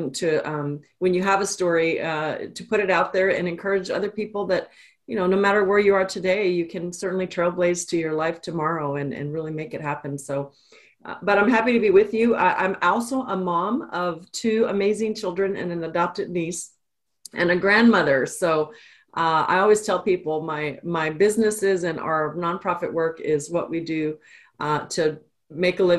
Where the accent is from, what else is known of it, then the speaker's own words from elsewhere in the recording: Austin, Texas, United States; also born or lived in El Paso, Texas; I'm actually a native Texan. I grew up in El Paso, was born in El Paso, and moved to Austin when I was about 9 or 10